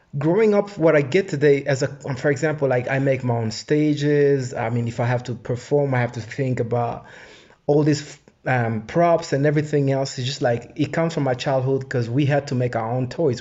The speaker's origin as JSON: {"language": "English", "town": "Goma", "region": "North Kivu", "country": "DR Congo", "tie": "born or raised there", "also_born_or_lived": "Rwanda", "moved": "yes", "said": "I was born in Goma in 81"}